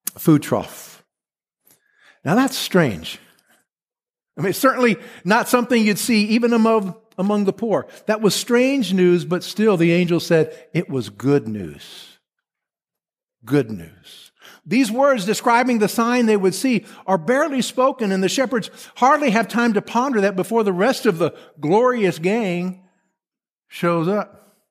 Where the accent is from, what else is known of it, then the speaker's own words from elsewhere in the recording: Texas, United States; moved away; I'm from Texas. I put my hand over my heart when I say Texas